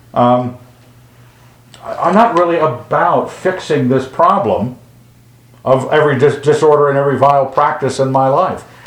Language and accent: English; Western United States, United States; growing up in the Western United States